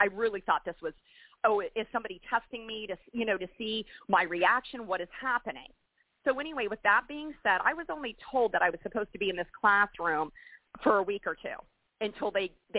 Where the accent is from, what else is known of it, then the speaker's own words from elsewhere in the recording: Florida, United States; moved away; also born or lived in North Carolina; I'm from Florida originally